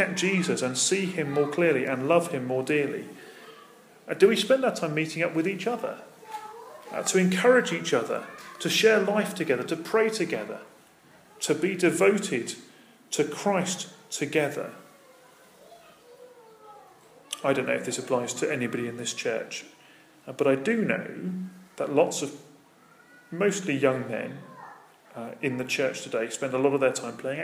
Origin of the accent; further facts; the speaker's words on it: United Kingdom; I'm British.